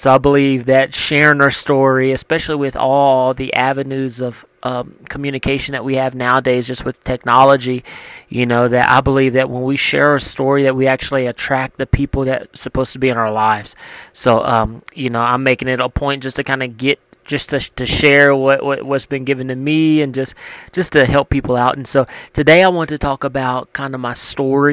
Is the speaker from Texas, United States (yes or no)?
no; Louisiana, United States; moved away; I came from Louisiana, grew up in a small town